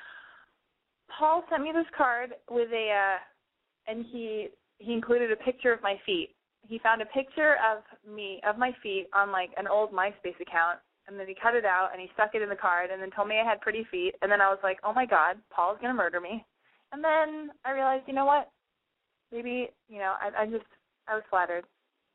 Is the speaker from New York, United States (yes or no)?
no; Los Angeles, California, United States; I was born and raised in Los Angeles